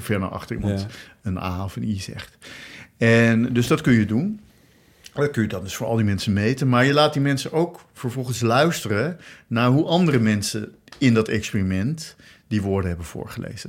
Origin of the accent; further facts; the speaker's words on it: Rotterdam, South Holland, Netherlands; ik ben geboren in Rotterdam